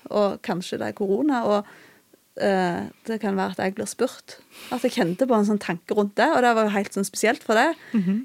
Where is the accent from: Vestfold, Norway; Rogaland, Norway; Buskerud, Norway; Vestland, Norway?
Rogaland, Norway; Bryne; also born or lived in Okna; Jeg er fra Jæren, jeg er fra Bryne. og Vokste opp i en kristen heim